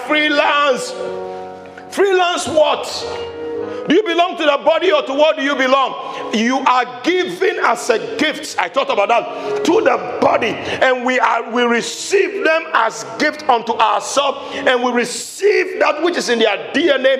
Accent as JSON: {"language": "English", "country": "Ghana", "said": "I'm a Ghanaian"}